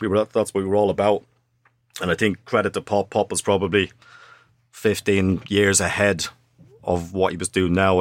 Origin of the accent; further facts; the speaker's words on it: Dublin, Leinster, Ireland; moved away; also born or lived in Sunderland; me growing up in Dublin, I was a street footballer